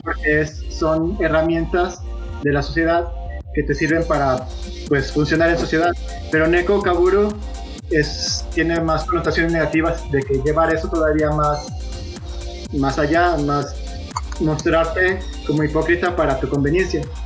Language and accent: Spanish; Guadalajara, Jalisco, Mexico; En Guadalajara, de donde soy originario